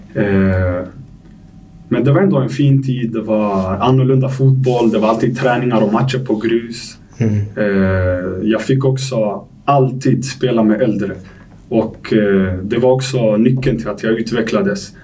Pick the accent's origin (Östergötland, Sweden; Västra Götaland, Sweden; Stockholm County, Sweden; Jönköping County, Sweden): Stockholm County, Sweden; Stockholm; also born or lived in Algeria; now in Degerfors, Sweden; jag är uppväxt i Tensta